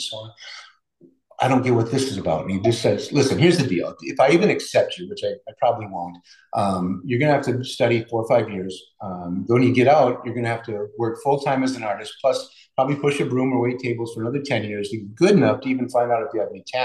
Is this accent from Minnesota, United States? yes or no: yes; Minneapolis, Minnesota, United States; also born or lived in Two Harbors, Minnesota; now in Duluth, United States; we ended up in the western suburbs of Minneapolis. And that's where I grew up